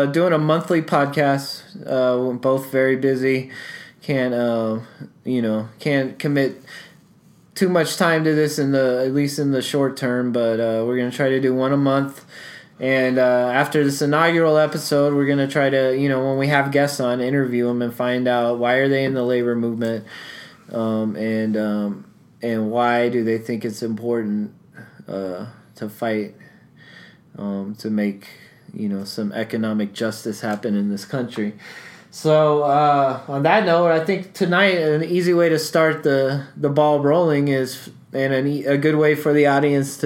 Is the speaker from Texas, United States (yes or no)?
yes; Texas, United States; now in Denver, United States; I grew up in Texas